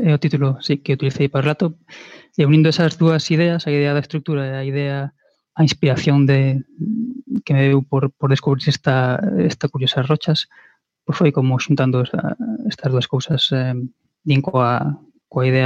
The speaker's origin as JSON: {"language": "Galician", "town": "Vigo", "region": "Galicia", "country": "Spain", "said": "Aquí en Vigo, de, de onde son eu"}